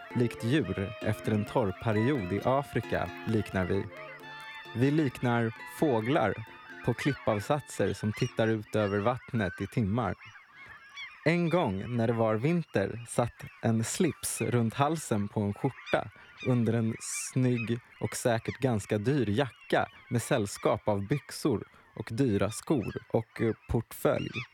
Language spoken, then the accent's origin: Swedish; Närke, Örebro County, Sweden; also born or lived in Ghana; Jag är från Ghana, men uppväxt i Närke